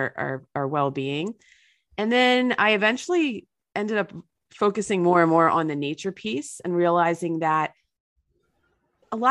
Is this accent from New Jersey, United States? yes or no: yes; New Jersey, United States; a dirty New Jersey river in my hometown